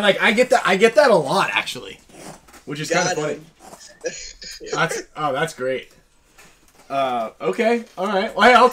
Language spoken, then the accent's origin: English; Northern California, United States; I'm from Northern California, pal. I'm from Northern California.